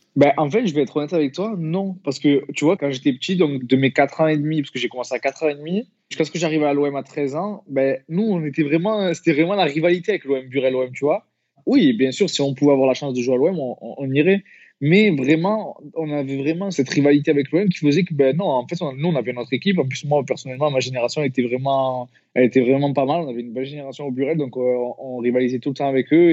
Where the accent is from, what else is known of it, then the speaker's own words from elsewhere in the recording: Marseille, Provence-Alpes-Côte d'Azur, France; also born or lived in Les Pennes-Mirabeau; je suis né à Marseille, mais mes parents habitaient au Pen Mirabeau, c'est une petite commune à côté de Marseille